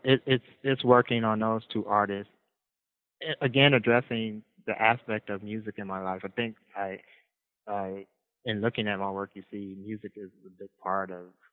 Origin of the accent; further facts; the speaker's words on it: Midwest, United States; You know, we're from the Midwest. The Midwest I come from, we, you know, we close eyes, you know, with fists and stuff like that.